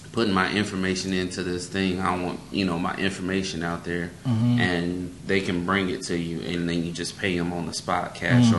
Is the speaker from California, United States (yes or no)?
yes; Los Angeles, California, United States; I'm from Southern California